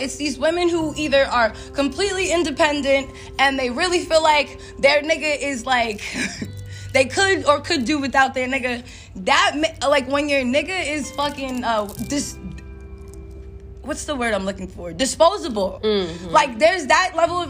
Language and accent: English; New York City, New York, United States; we're from New York